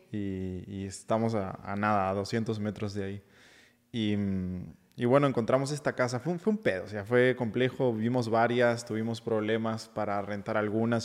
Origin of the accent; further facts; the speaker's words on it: Uruguay; now in Mexico City, Mexico; yo soy de, de Uruguay